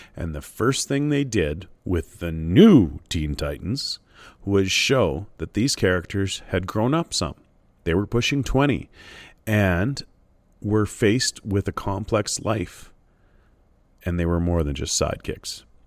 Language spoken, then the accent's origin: English; Canada; as a Canadian reader